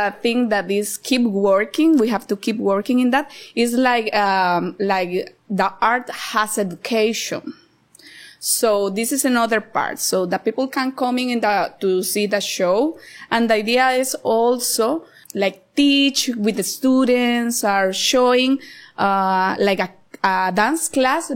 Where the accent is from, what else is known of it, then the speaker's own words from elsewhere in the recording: Cartago, Costa Rica; moved away as an adult; now in Nosara, Costa Rica; I grew up in Cartago, so I am a Costa Rica.